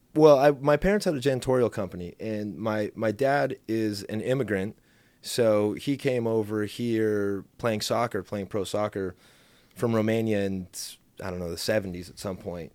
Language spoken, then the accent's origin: English; Mission Viejo, California, United States; I grew up in South Orange County